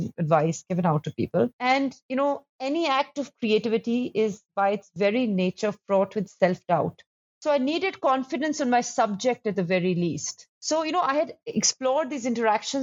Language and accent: English; Delhi, India; when I grew up in Delhi